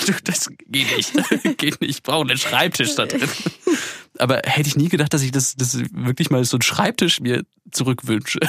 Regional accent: Erlangen, Bavaria, Germany; moved away as an adult; zu Hause geblieben äh, in Erlangen, also wo ich herkomme

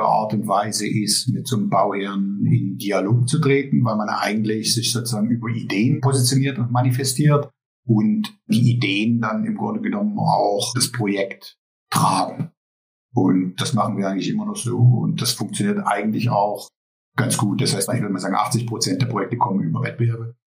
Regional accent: East Germany, Germany; moved away as an adult; now in Netherlands; wir kommen sozusagen aus Ostdeutschland, sind in der DDR aufgewachsen

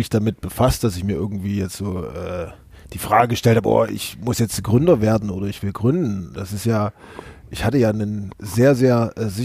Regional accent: Saxony, Germany; born there; ich bin ähm, 36 Jahre, ähm, gebürtig aus der Nähe von Chemnitz, äh, wohnhaft in der Nähe von Hamburg und ansonsten immer unterwegs.

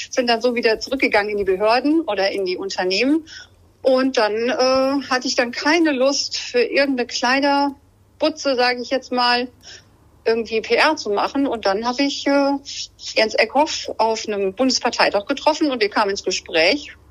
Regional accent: Rhineland-Palatinate, Germany; ich komme ja ursprünglich aus Rheinland-Pfalz

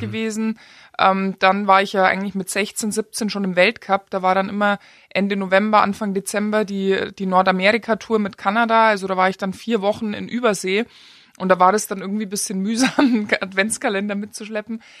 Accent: Germany; now in Austria; als Deutscher mit deutschem Pass

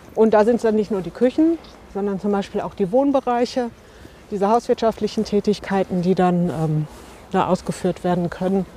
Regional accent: Bochum, North Rhine-Westphalia, Germany; moved away as an adult; now in Bottrop, Germany; wohne seit 2012 in Bottrop, bin gebürtige Bochumerin

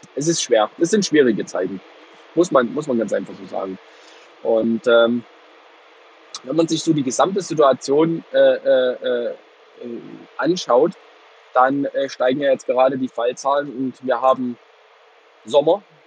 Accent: Plauen, Saxony, Germany; moved away as an adult; now in Heilbronn, Germany; ich bin gebürtiger Vogtländer, aber ich lebe hier seit zehn Jahren nicht mehr

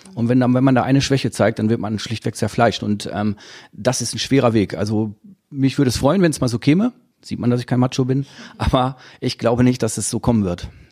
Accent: Dortmund, North Rhine-Westphalia, Germany; Ich komme aus Dortmund

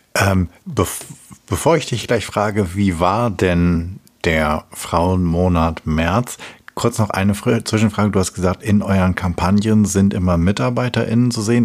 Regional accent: Hamelin, Lower Saxony, Germany; ich komme aus der Rattenfängerstadt

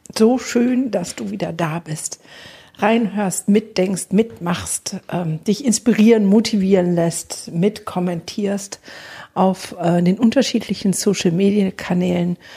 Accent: Germany; bei uns in Deutschland

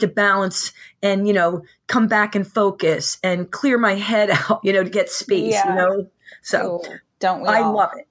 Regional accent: Philadelphia, Pennsylvania, United States; I'm from the Philadelphia area and we live in the suburbs.

